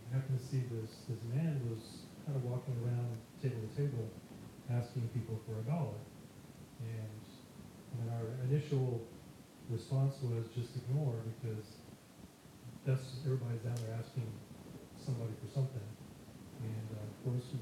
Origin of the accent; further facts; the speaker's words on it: San Antonio, Texas, United States; we're from San Antonio